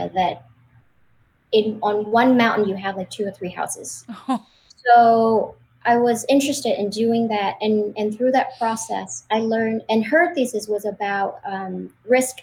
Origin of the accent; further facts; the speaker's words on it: Vietnam; moved away as an adult; also born or lived in Los Angeles, United States; now in United States; I was born and raised in Vietnam, and I moved to the United States of America in 2008 when I was 25 years old